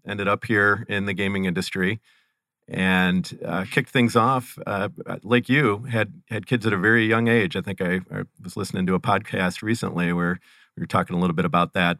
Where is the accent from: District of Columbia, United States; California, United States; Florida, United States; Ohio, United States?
Ohio, United States; Cleveland; I am born and raised and currently reside near Cleveland, Ohio